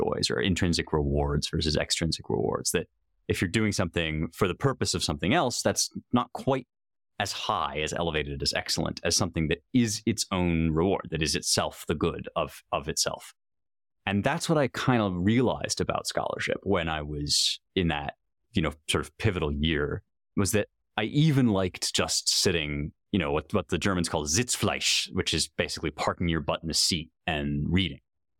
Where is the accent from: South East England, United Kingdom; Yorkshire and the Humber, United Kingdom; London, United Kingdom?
London, United Kingdom; I grew up in London, so I guess our apartment at the time, and just kind of pulling things off the shelves.